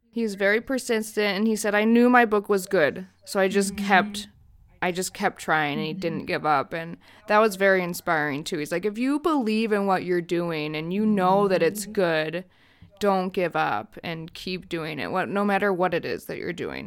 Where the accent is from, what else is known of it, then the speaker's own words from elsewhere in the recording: United States; as an American